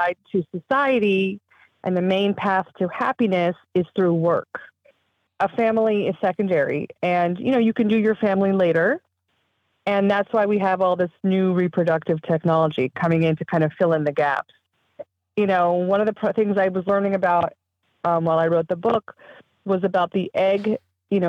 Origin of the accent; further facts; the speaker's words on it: Southern California, United States; I grew up in Southern California